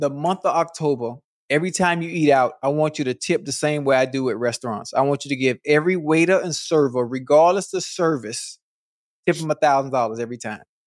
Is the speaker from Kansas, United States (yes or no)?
no; Miami, Florida, United States; I'm from Miami